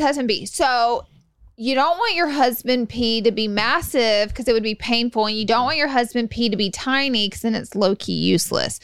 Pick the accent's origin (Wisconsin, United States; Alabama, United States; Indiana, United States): Alabama, United States; I'm from Alabama